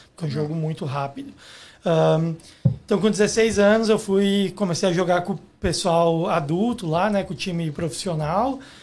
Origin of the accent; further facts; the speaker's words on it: Guaporé, Rio Grande do Sul, Brazil; moved away as an adult; now in Canada; Eu sou do interior do Rio Grande do Sul, numa cidade chamada Guaporé